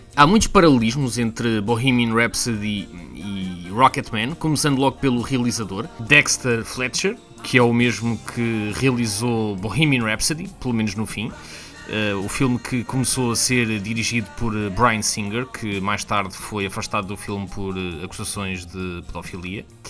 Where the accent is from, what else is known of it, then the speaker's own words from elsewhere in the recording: Portugal; now in United Kingdom; Como bom português